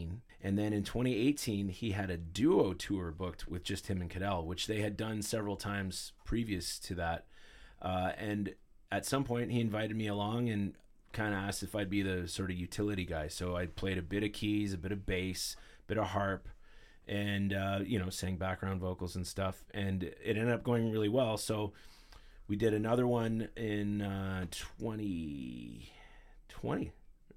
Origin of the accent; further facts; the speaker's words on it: Ottawa, Ontario, Canada; I grew up in Ottawa in our teen years